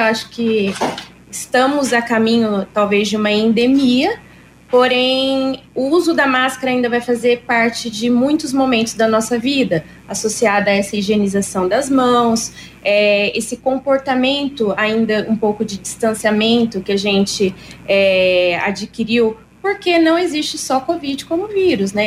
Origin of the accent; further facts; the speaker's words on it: Marília, São Paulo, Brazil; now in Londrina, Brazil; me considero londrinense, mas eu sou vizinha da Vivian, eu sou marilhense.